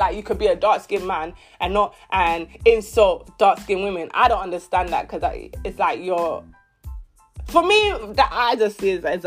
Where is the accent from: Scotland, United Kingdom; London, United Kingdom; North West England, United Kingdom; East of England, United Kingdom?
London, United Kingdom; growing up in London, East London, growing up when I was in secondary school, primary school